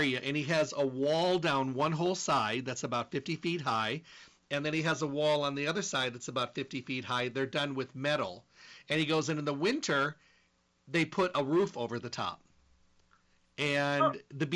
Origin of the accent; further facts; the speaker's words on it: Midwest, United States; moved away; I'm from the Midwest